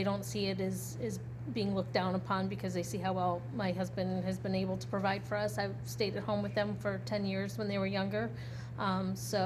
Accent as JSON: {"language": "English", "town": "Northfield", "region": "Ohio", "country": "United States", "tie": "born or raised there", "said": "I grew up in Northfield. So I went to Nordonia High School."}